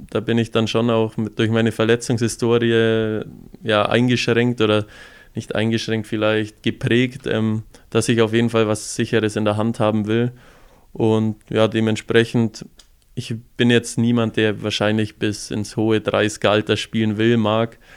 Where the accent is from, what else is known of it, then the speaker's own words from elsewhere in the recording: Füssen, Bavaria, Germany; aber da zieht es mich dann doch mehr an meine Heimat heim, nach Füssen. Man freut sich mittlerweile jedes Mal, wenn man in Füssen ist